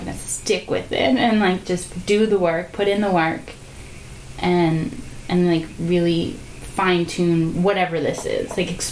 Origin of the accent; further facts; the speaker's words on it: New Jersey, United States; moved away as an adult; also born or lived in Georgia; now in Los Angeles, United States; I'm from New Jersey, so I grew up there